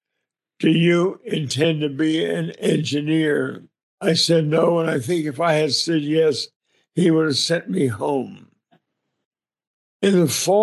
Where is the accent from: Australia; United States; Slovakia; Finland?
United States; Arlington, Virginia; I was born in Arlington, Virginia. My grandfather, who was a lawyer, built a home on 5 acres in Arlington in 1906. So I grew up in a 5-acre family compound